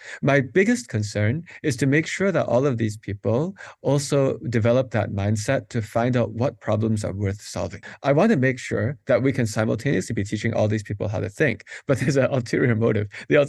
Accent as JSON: {"language": "English", "town": "Madison", "region": "Wisconsin", "country": "United States", "tie": "born or raised there", "lives_now": "Pittsburgh, United States", "said": "Madison, Wisconsin."}